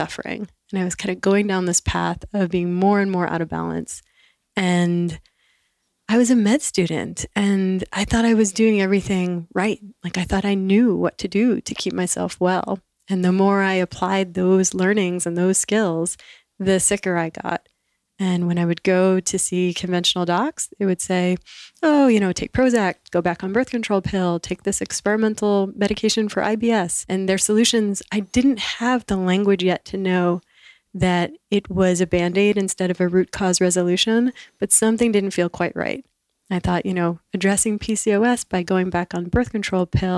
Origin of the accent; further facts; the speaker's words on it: the New York area, United States; I grew up in the New York area